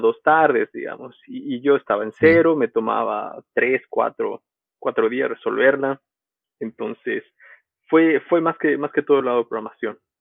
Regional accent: Bolivia; moved away as an adult; also born or lived in United States; volví a Bolivia y di clases

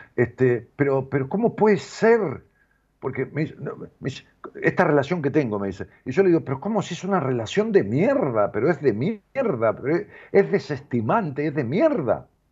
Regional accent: Ramos Mejía, Buenos Aires Province, Argentina; en ese lugar donde yo nací, en la calle Las Heras 762 de Ramos Mejía, yo vivimos con mis padres hasta mi padre, mi hermana, hasta los 11 años míos

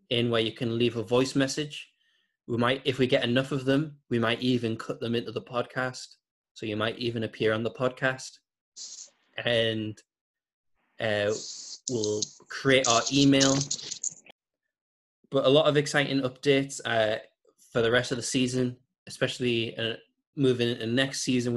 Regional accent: Newcastle upon Tyne, North East England, United Kingdom; I'm from Newcastle

